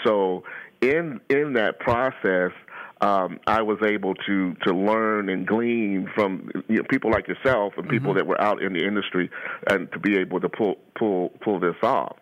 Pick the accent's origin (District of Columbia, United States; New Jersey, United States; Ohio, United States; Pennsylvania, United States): Ohio, United States; I'm a native Ohioan. I've been in Ohio practically all my life